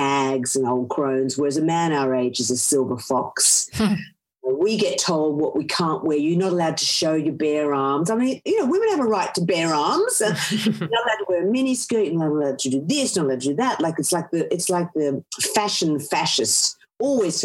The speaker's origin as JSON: {"language": "English", "country": "Australia", "tie": "born or raised there", "said": "I grew up in Australia in the 70s and 80s, which was pretty sexist"}